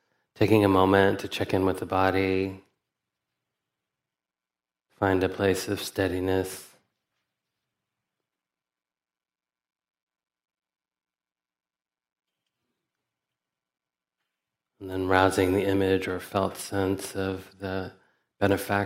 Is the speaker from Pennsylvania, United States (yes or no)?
no; Alabama, United States; I grew up in Alabama in the 70s and 80s as a person who was often perceived as a foreigner